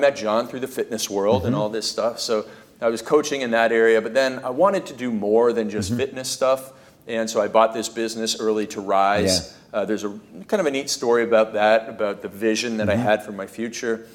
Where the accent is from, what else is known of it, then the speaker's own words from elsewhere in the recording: Canada; when I was growing up in Canada, we play ice hockey